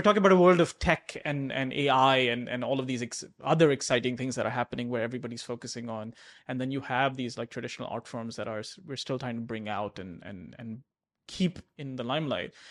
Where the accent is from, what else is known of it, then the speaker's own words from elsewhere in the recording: Abu Dhabi, United Arab Emirates; I grew up in Abu Dhabi